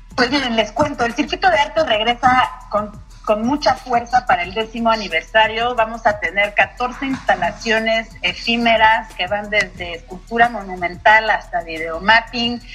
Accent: Mexico; nos ha permitido crecer con todo y el carnaval como individuos, como profesionales, como mexicanos

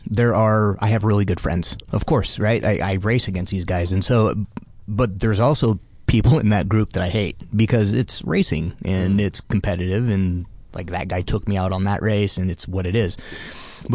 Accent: Utah, United States; I was born in Utah. I don't claim it, but I'm planted there. I have 4 kids, so I'll never leave

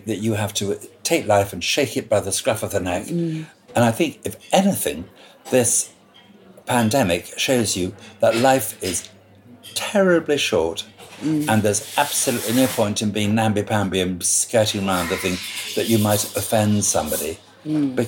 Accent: Scotland, United Kingdom; now in London, United Kingdom; I'm a Scot, so I can say what I like about being Scottish.

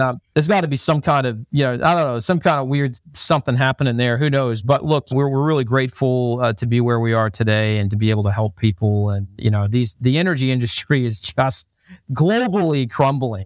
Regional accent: Dublin, Ohio, United States; accent: American with slight Australian twang; moved away; I grew up in the United States, grew up in, in a little town called Dublin, Ohio, in, uh, in the United States.

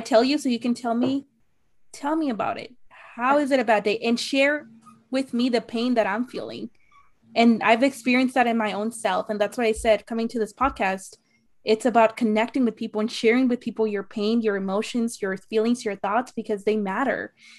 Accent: Arizona, United States; I'm from Arizona

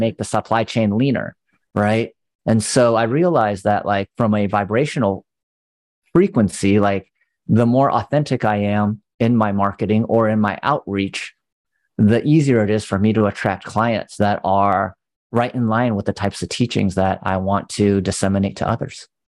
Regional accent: California, United States; growing up in California

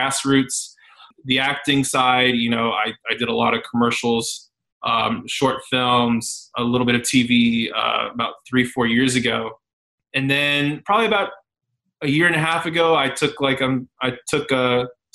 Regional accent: San Antonio, Texas, United States; now in Dallas, United States; I'm from San Antonio, just Texas. I'm currently based out of Dallas.

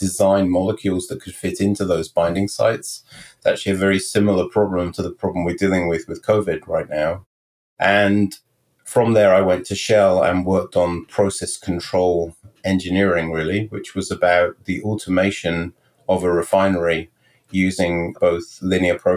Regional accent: Stroud, South West England, United Kingdom; moved away as an adult; also born or lived in Henley-on-Thames, England / London, England; now in Morristown, United States; I was born in the Cotswolds, actually in Stroud in Gloucestershire in the United Kingdom. And I lived there for really 10 years. And then my parents moved to Hendingon-on-Thames

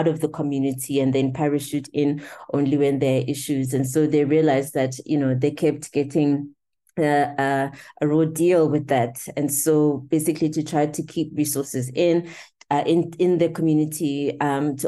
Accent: Eswatini; I was born in Swaziland.

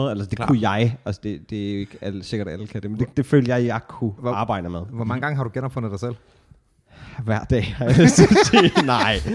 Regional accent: Nakskov, Zealand, Denmark; jeg er jo en øh, nakskort selv.

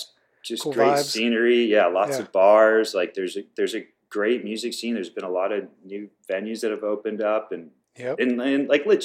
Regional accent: Waterville, Maine, United States; I'm from Waterville. Yeah. Probably the most plain name of a town you ever heard.

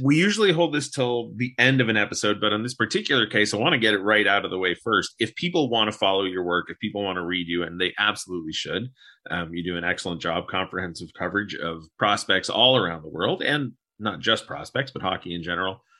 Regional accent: United States; we're all American

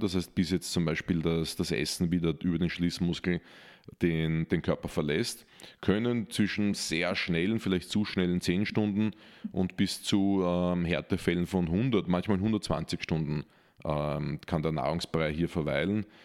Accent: Austria; als Österreicher

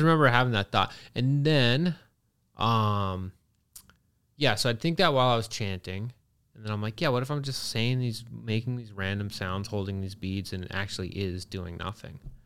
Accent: Canada; also born or lived in Pennsylvania, United States; I grew up in Canada. I was born in Pennsylvania on an Amish farm

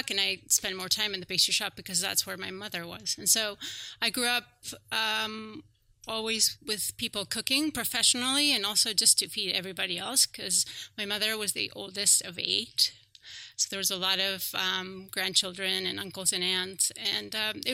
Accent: Basque Country, Spain; moved away as an adult; I grew up in the Basque Country. I lived there until I was 24.

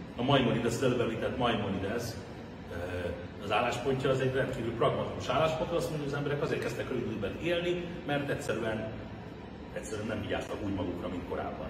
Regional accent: Hungary; first language Hungarian; magyar zsidóként, aki Magyarországon születtem, magyar az anyanyelven, Magyarországon fizetem az adót

